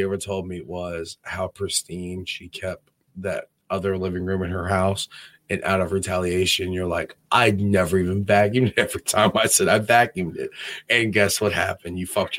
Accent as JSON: {"language": "English", "region": "Virginia", "country": "United States", "said": "I'm from Virginia."}